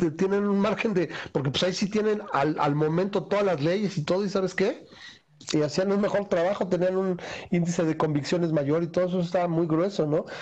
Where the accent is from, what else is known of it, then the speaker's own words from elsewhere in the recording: Mexico; nosotros como mexicanos